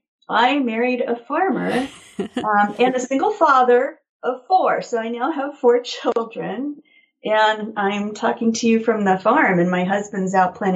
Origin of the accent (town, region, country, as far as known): Nebraska, United States; born or raised there; also born or lived in Blacksburg, Virginia / Roanoke, Virginia